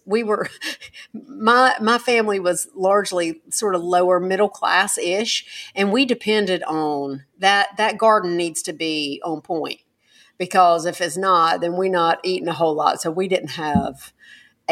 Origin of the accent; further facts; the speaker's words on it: United States; we as an American people